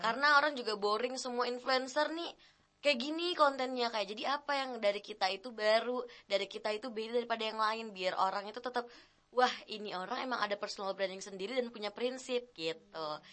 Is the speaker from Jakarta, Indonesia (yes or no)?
no; Medan, North Sumatra, Indonesia; now in Bogor, Indonesia; aku bukan asal dari Bogor ya, aku dari Medan. Jadi waktu dari Medan mau move ke Bogor